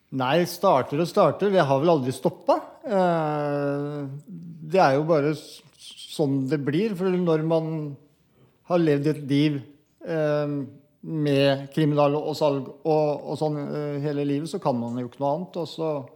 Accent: Mysen, Østfold, Norway; Jeg kommer fra Mysen, jeg eh, bor 20 minutter nede i gata her.

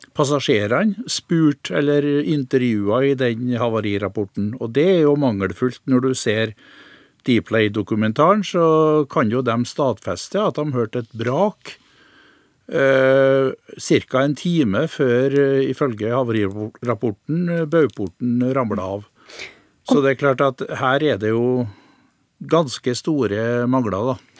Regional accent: Innlandet, Norway; heimplassen min, for jeg er jo innlandsboer

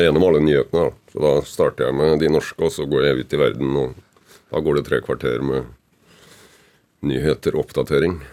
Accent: Kragerø, Telemark, Norway; now in Oppegård, Norway; Jeg er født og oppvokst i Kragerø, med trebåter og seiling

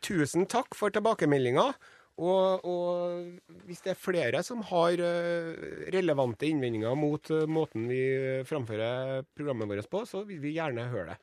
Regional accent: Trondheim, Trøndelag, Norway; som ekte trondhjemmer

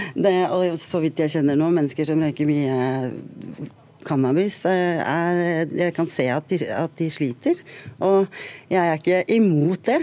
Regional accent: Drammen, Buskerud, Norway; jeg er fra Drammen.

